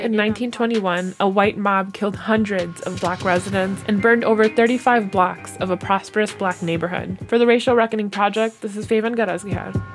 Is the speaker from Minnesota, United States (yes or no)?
yes; Saint Paul, Minnesota, United States; I'm from Saint Paul, and I've been here